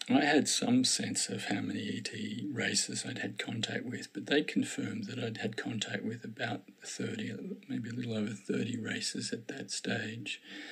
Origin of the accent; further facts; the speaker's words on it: Australia; now in Victoria, Australia; I'm an Australian, I live in Victoria, Melbourne is the capital of our city, of our state